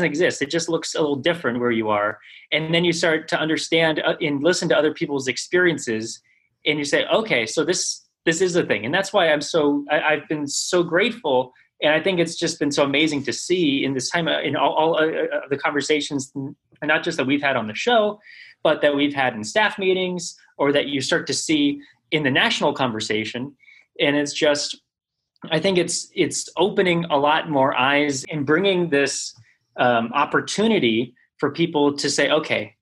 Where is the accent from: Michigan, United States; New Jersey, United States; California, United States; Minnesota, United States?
California, United States; South Orange County; my experience in growing up in South Orange County